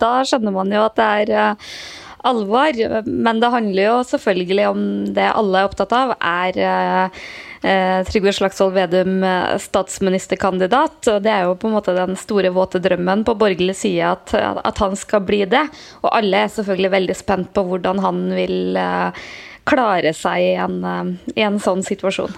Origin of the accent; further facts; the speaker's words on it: Trøndelag, Norway; moved away; hjemme i Trøndelag